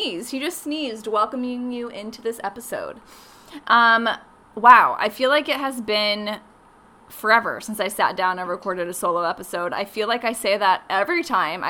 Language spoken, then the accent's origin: English; Phoenix, Arizona, United States; also born or lived in Los Angeles; I grew up in Phoenix